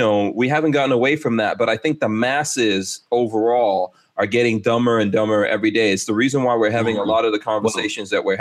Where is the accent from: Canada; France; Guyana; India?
Guyana; I have Polynesian blood and I was born in Guyana